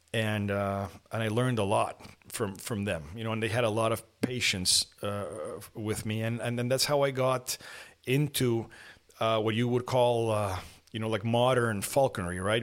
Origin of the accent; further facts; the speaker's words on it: Lima, Peru; also born or lived in Mexico City, Mexico; now in Monterrey, Mexico; I was born in Mexico City and then because of my, my mother's work, we moved to Lima, Peru.